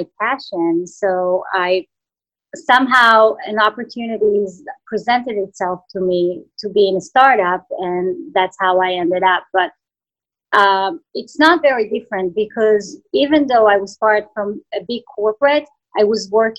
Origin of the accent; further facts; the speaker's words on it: Israel; English is a second language; moved away as an adult; I come from Israel, and even though I worked with US companies in Israel